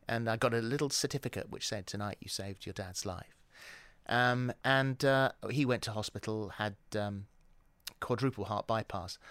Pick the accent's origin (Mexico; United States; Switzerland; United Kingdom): United Kingdom; England; accent: English; moved away as an adult; also born or lived in New Zealand; I was too English